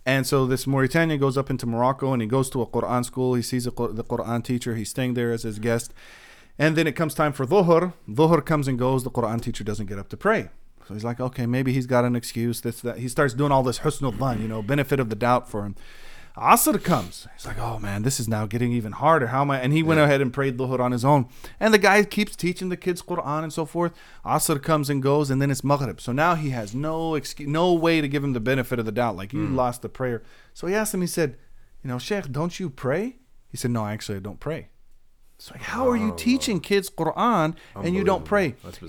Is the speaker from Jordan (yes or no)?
yes; Jordan; now in United States; I want to see safety and security in my nation of America, in my home country of Jordan.